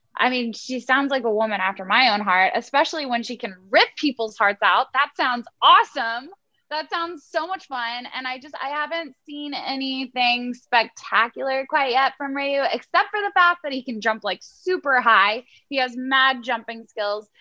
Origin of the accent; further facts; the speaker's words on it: Houston, Texas, United States; I'm from Houston.